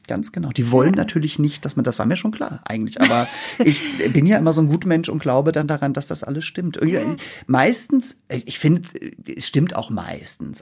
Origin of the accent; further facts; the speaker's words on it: Norderstedt, Schleswig-Holstein, Germany; moved away as an adult; also born or lived in Hamburg; now in Berlin, Germany; ich komme ja aus Norderstedt bei Hamburg, ne? Also da bin ich ja, ge ja. Also geboren bin ich in Hamburg